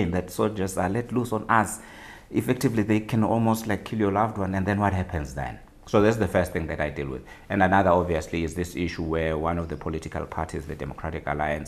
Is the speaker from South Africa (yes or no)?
yes; South Africa; as a South African who never studied law for a single day